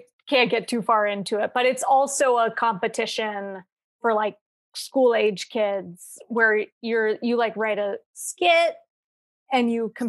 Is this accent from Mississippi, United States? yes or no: no; Colorado, United States; born or raised there